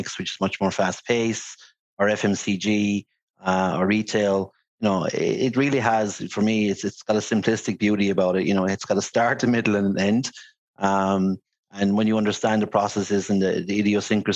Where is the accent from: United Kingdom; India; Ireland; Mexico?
Ireland; Limerick, Munster; moved away as an adult; also born or lived in Dublin / China; now in Singapore; born and bred in Limerick City, proud Limerick man